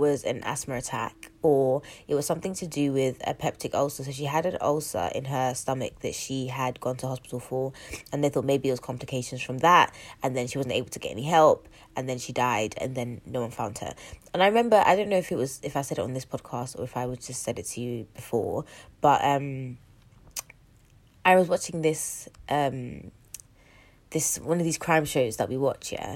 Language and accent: English; London, United Kingdom; I'm from North West